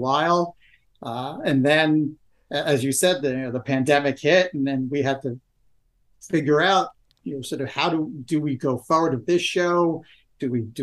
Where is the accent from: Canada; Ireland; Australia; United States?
United States; New Jersey; moved away; I am originally from New Jersey, just outside of New York City